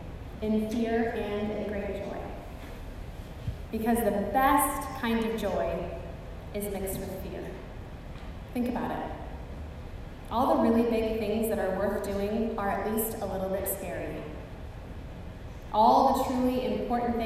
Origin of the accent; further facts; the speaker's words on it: Pacific Northwest, United States; now in South Texas, United States; Growing up in the Pacific Northwest, where there are fault lines everywhere, I spent my entire childhood with the potential and reality of earthquakes and volcanic eruptions